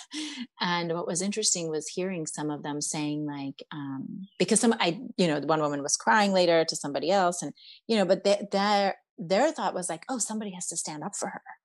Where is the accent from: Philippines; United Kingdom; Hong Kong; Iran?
Iran; now in United States; growing up in Iran